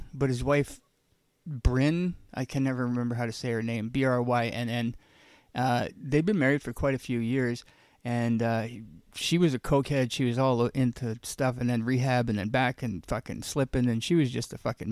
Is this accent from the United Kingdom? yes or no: no; Ontario, Canada; also born or lived in Saskatchewan; now in British Columbia, Canada; I'm from Ontario